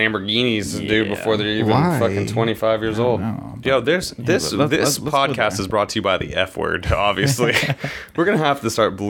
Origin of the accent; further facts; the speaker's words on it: Ridgeland, United States; I grew up in Ridgeland